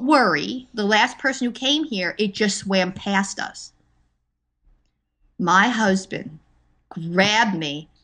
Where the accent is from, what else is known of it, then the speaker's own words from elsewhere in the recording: Linden, New Jersey, United States; moved away as an adult; You know, it's like that joke of New Jersey is where I grew up